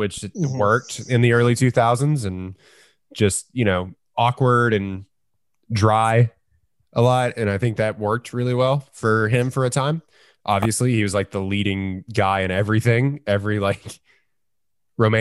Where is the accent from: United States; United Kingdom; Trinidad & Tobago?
United States